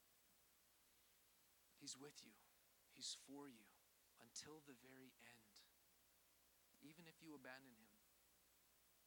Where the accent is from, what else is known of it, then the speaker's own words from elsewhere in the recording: Canada; moved away; I grew up in Canada.